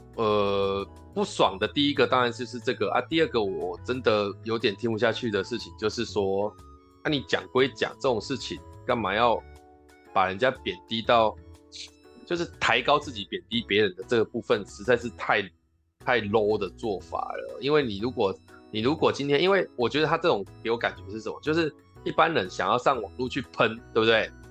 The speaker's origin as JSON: {"language": "Chinese", "region": "southern Taiwan", "country": "Taiwan", "said": "我们南部人通常就是讲板的"}